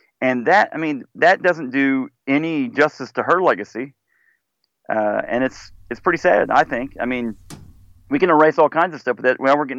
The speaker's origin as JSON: {"language": "English", "region": "Missouri", "country": "United States", "said": "I'm from Missouri. Surely he wouldn't do that."}